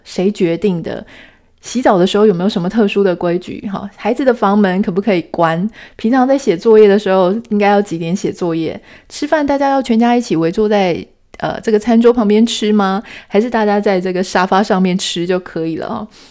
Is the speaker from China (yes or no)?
no; Taiwan; 台湾，我们是土生土长的，呃，台湾的女性